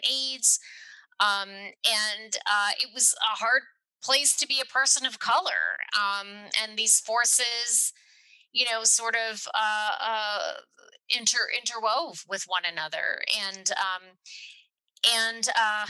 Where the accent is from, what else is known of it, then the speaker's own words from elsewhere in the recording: Chattanooga, Tennessee, United States; then we moved down to Chattanooga